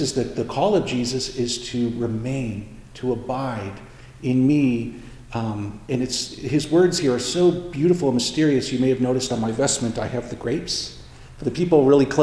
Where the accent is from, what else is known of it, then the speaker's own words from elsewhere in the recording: Indiana, United States; I grew up in Indiana